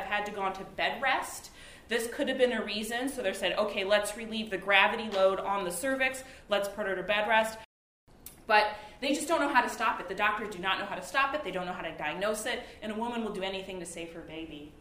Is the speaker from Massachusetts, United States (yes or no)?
no; Detroit, Michigan, United States; moved away as an adult; also born or lived in Boston; now in New York, United States; I grew up in Detroit, worked at General Motors